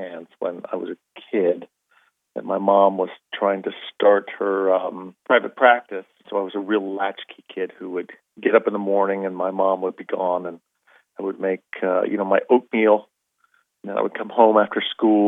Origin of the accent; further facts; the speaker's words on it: Arizona, United States; I grew up in Arizona